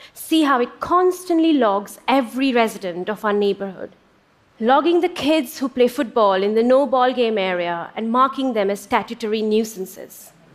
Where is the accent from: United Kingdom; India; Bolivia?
India; When I was growing up in India in the late 70s and early 80s